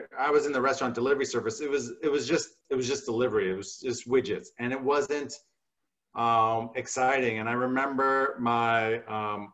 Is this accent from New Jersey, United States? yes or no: yes; New Jersey, United States; I grew up in New Jersey